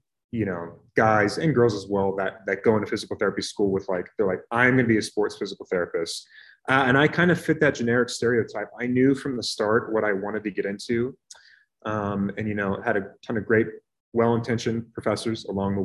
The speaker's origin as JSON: {"language": "English", "town": "Reading", "region": "Pennsylvania", "country": "United States", "also_born_or_lived": "Pittsburgh, Pennsylvania / Houston, Texas / Durham, North Carolina", "moved": "as an adult", "lives_now": "Colorado Springs, United States", "said": "I'm from Reading, Pennsylvania, which is outside of Philadelphia"}